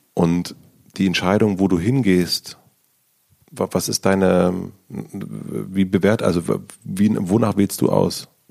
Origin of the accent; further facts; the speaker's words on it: the East, eastern Germany, Germany; ich komme aus dem Osten und ich habe kein Abi